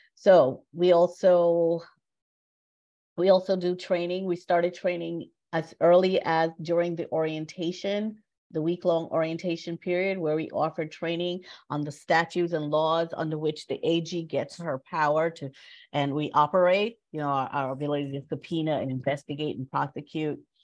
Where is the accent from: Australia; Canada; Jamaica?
Jamaica; moved away; I am an immigrant. I was born in Jamaica and came to this country in the 60s